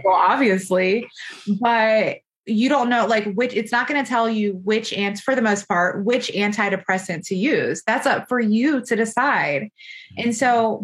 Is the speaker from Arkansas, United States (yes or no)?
no; Florida, United States; moved away as an adult; also born or lived in Buffalo, New York; now in Georgia, United States; I'm from Florida, did my residency in New York, in Buffalo, New York.